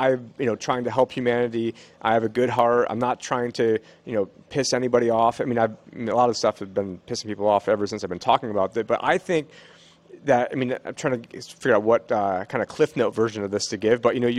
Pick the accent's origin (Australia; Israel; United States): Israel; born there; I have two sisters that are Jewish. I was born in Israel.